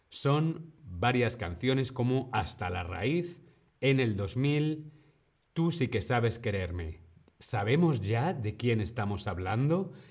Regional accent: Madrid, Community of Madrid, Spain; soy de Madrid, España

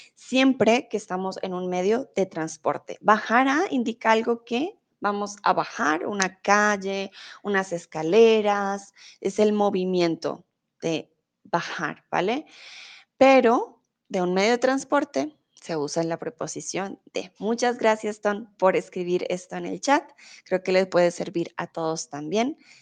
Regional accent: Colombia; vengo de Colombia

